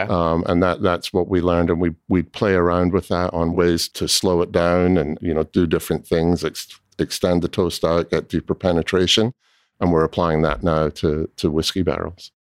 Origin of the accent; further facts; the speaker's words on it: Scotland, United Kingdom; also born or lived in Southern California; now in Louisville, United States; I grew up in Scotland, um, and my family there had a small cooperage